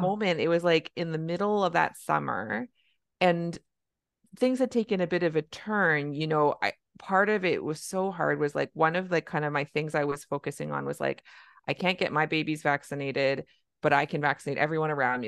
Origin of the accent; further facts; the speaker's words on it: Canada; I'm a Canadian family physician